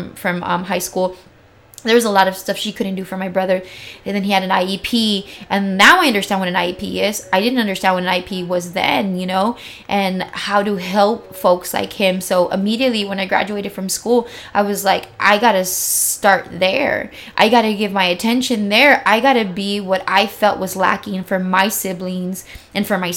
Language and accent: English; San Diego, California, United States; I grew up here in Barrio Logan before it is what it is now